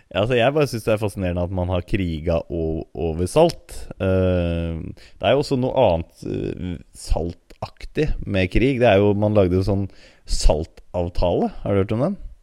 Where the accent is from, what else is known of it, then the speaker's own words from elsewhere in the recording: Oslo, Norway; jeg kommer fra Grorud, så en multietnisk samfunn